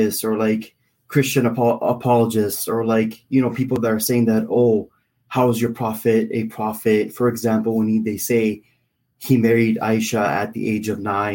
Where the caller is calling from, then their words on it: Canada; I'm calling from Canada.